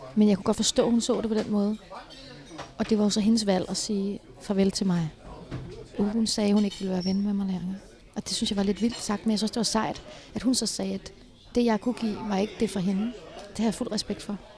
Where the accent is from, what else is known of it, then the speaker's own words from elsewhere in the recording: Herlev, Capital Region of Denmark, Denmark; min, at min opvækst i Herlev var helt fantastisk